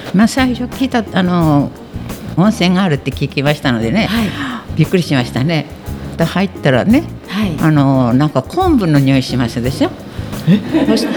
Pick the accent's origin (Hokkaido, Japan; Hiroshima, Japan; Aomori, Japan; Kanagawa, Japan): Hokkaido, Japan; Abashiri; now in Obihiro, Japan; 出身地は網走ですは